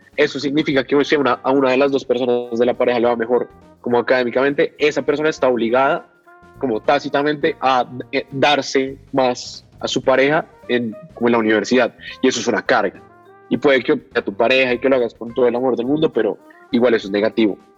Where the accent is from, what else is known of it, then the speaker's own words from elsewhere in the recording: Bogotá, Colombia; soy de Bogotá